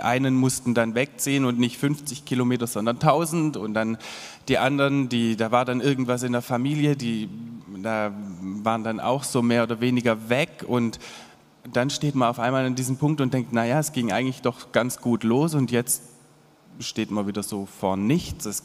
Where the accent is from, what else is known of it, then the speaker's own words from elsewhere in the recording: Monakam, Baden-Württemberg, Germany; Ich bin zwar in Monakam aufgewachsen, was ja irgendwie ja, ich habe schon so mein Dorfkinderleben genossen, so am Wald und im Wald, viel im Wald auch.